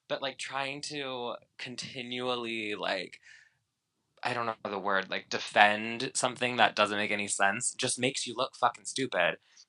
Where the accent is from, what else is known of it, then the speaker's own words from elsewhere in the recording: China; Not from Mallorca. I'm from China.